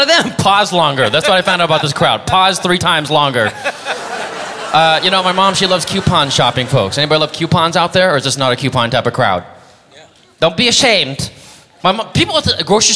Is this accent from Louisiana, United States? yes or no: no; San Diego, California, United States; I'm from Vietnam, folks, and by Vietnam, I mean San Diego